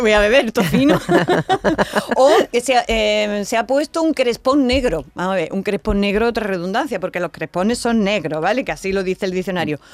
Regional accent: Andalusia, Spain; accent: Andalusian; el andaluz emplea muchas imágenes, como eh, hay un montón de metáforas en las cosas que decimos. Por ejemplo, no decimos esto está bien, esto está canela

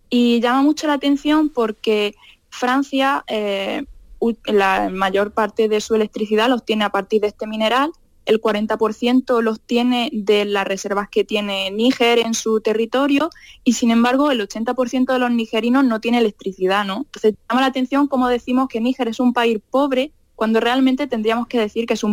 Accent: Granada, Andalusia, Spain; pues ningún lado, yo soy del sur. Y me dicen, ah, sí, digo, sí, yo soy de Granada.

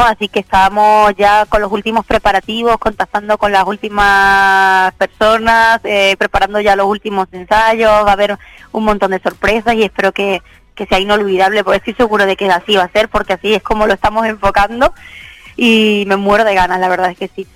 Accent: Málaga, Andalusia, Spain; Tocamos hoy en la Plaza de Toros de Málaga, en mi tierra

